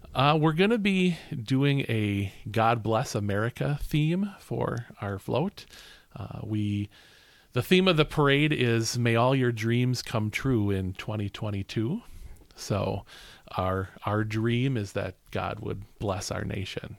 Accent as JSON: {"language": "English", "town": "Bristol", "region": "Wisconsin", "country": "United States", "said": "I'm from Bristol"}